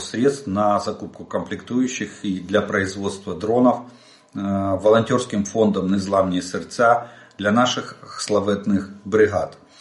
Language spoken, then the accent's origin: Russian; Ukraine; мы из Украины